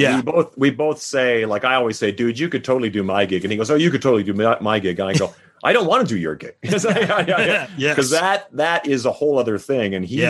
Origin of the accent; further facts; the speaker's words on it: Saskatchewan, Canada; now in Las Vegas, United States; Well, I grew up in Saskatchewan. We never had a national or never had a provincial team.